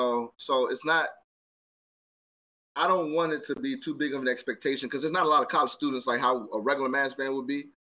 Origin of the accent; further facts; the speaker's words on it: Maryland, United States; That's where I'm from. I'm from Maryland.